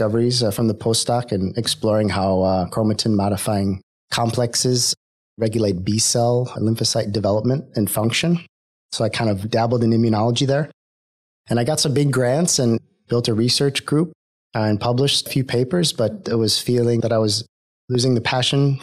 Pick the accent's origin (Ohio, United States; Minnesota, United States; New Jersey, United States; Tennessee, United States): Ohio, United States; moved away as an adult; also born or lived in Washington, D.C. / Denmark; now in Sweden; I grew up in Ohio, in the United States.